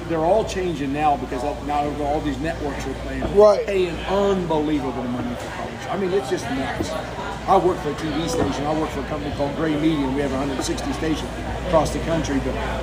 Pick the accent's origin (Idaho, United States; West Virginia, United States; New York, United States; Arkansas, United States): West Virginia, United States; south of Morgantown; I'm from West Virginia. I'm from south of Morgantown.